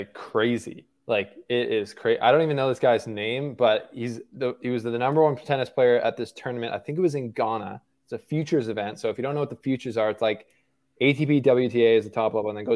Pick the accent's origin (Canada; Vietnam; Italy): Canada; West Coast of Canada; moved away as an adult; now in Switzerland; I'm from the West Coast of Canada. So literally it would be my backyard, but I've moved to Switzerland for the next 6 months.